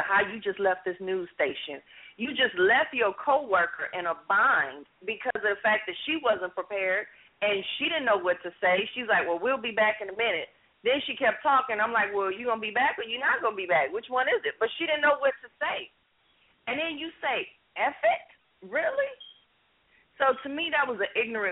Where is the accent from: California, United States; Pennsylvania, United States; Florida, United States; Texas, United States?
California, United States; Los Angeles; I grew up in Los Angeles